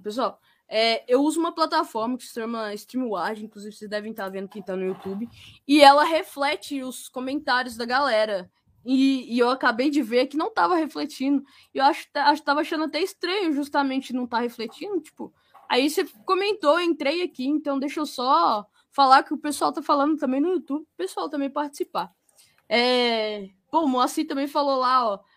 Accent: Minas Gerais, Brazil; eu sou de Minas

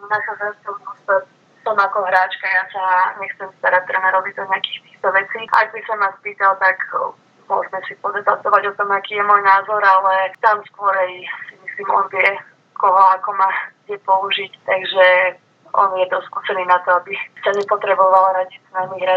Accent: Bratislava, Bratislava Region, Slovakia; Ja som vyrastala po podstate v Bratislave a škatečke

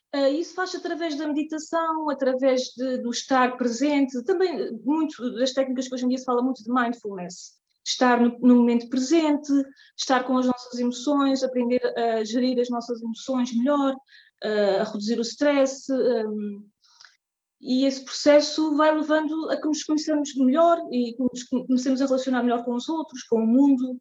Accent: Terceira Island, Azores, Portugal; moved away as an adult; now in Zurich, Switzerland; sou natural dos Açores, da, da Ilha Terceira, mas neste momento vivo em Zurique, na Suíça, há já oito anos

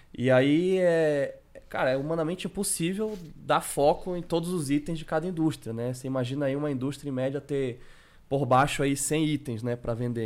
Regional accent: Belém, Pará, Brazil; eu sou de Belém do Pará, pouquinho longe aí de São Paulo

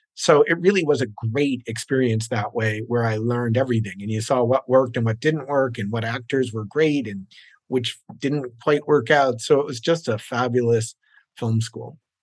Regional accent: New Jersey, United States; moved away as an adult; also born or lived in New York City; now in Los Angeles, United States; I was born in New York City, went to uh, elementary, junior high school and high school in New Jersey

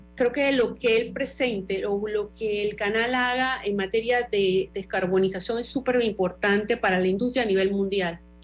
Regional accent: Panama; como panameños

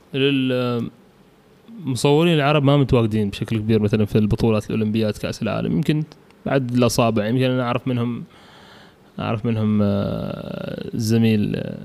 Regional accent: Oman; الملاعب عندنا بعمان

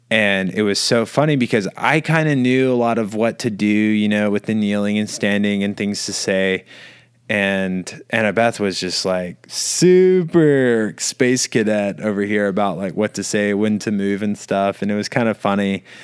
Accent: Bible Belt, the South, United States; where we're from, growing up in the Bible Belt

